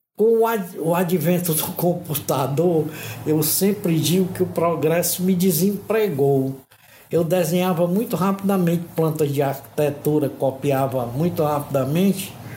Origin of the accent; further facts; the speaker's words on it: Fortaleza, Ceará, Brazil; moved away as an adult; now in Joinville, Brazil; eu sou nordestino, sou cearense, apesar de ser a, de ter ascendência italiana, que sou neto de italianos